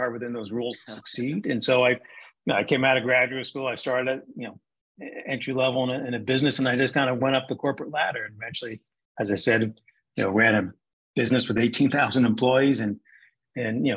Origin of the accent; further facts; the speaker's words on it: New Jersey, United States; I grew up in New Jersey